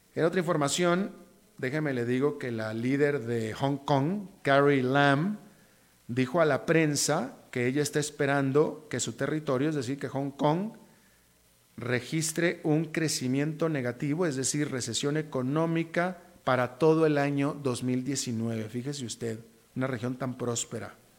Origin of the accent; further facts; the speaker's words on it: Costa Rica; como tico